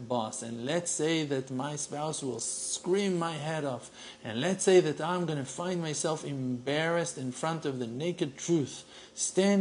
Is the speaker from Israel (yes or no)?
yes; Israel; We're from Israel.